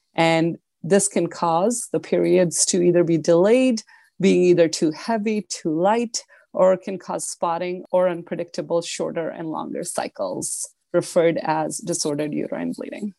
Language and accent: English; Buffalo, New York, United States; I am from Buffalo